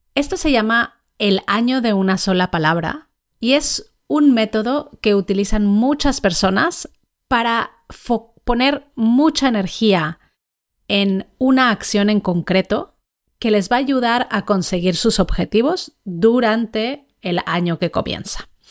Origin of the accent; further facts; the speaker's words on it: Mexico; Yo nací en México, crecí allí